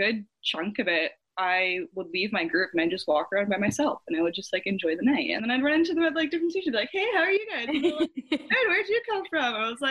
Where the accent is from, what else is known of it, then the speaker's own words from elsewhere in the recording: Canada; moved away as an adult; also born or lived in United States; now in Seattle, United States; I am Canadian, so I was born in Canada. I lived in the States for 10 years, and then my parents got divorced, and I moved back to Canada with my mom, mm-hmm. and I grew up there for the majority of my life